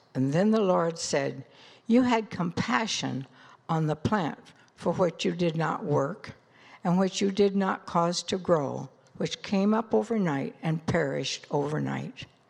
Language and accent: English; Des Moines, Iowa, United States; I was born in Des Moines, Iowa in nineteen thirty